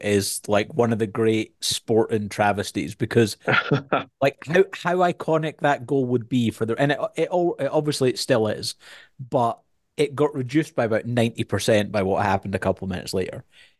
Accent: Scotland, United Kingdom; because I'm Scottish

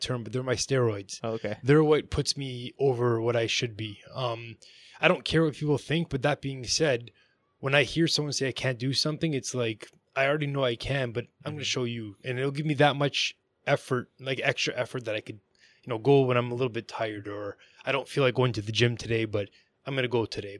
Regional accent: Vaughan, Ontario, Canada; I grew up in Vaughan, like Maple, Ontario.

